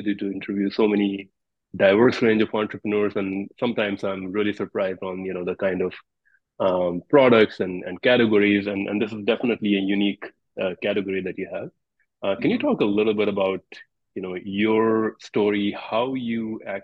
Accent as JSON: {"language": "English", "country": "India", "said": "I'm from India, and I know there's a big herb tradition there"}